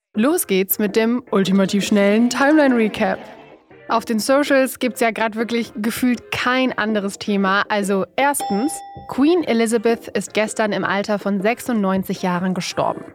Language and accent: German; Duisburg, North Rhine-Westphalia, Germany; in meiner Heimatstadt Duisburg